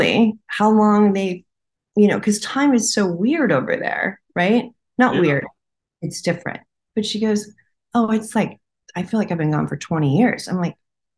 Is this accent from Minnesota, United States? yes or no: no; California, United States